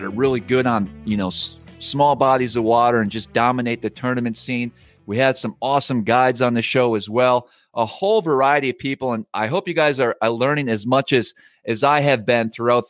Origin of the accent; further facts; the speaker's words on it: Wisconsin, United States; I grew up in Wisconsin and fished primarily walleyes growing up on the Lake Winnebago system.